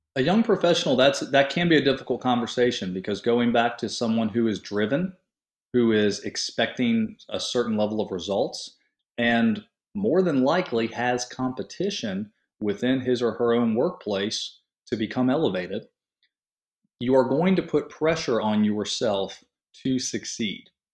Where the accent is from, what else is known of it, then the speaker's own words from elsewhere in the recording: St. Petersburg, Florida, United States; leaving my hometown of Saint Petersburg, Florida